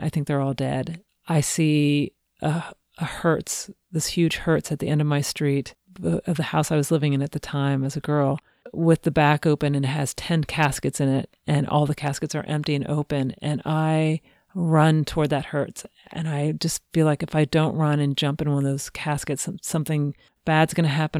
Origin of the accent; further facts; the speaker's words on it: Cincinnati, Ohio, United States; I grew up in Cincinnati